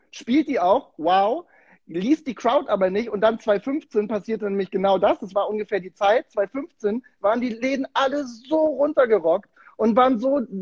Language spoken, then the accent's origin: German; Bremen, Germany; ich komme aus Bremen, ich